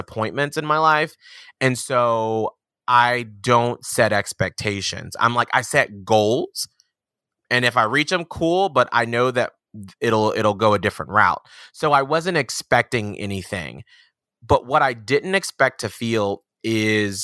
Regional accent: Atlanta, Georgia, United States; I'm from Atlanta, Georgia

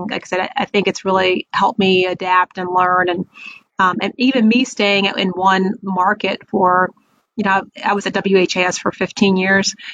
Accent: Raleigh, North Carolina, United States; but I went to high school in Raleigh, North Carolina. So I always say I'm from North Carolina, um, and we we lived there for quite a while.

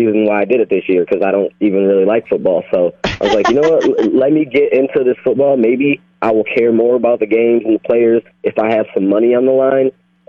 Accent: Ohio, United States; I'm from Ohio. Detroit's like 1 second away.

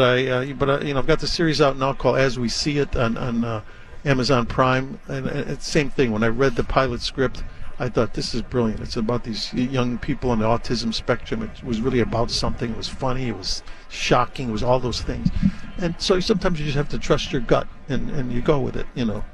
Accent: Chicago, Illinois, United States; moved away; I grew up in Chicago

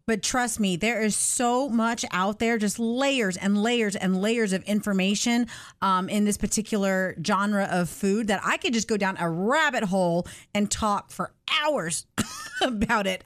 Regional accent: the South, United States; I was born and raised in the South

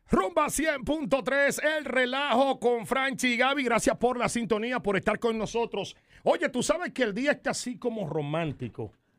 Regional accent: Dominican Republic; en mi país, en la República

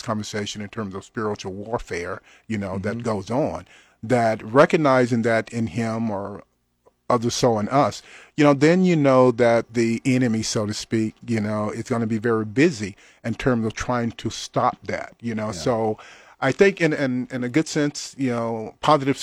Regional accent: Louisiana, United States; very aware, you know, of what was going on in the little town in Louisiana that I grew up

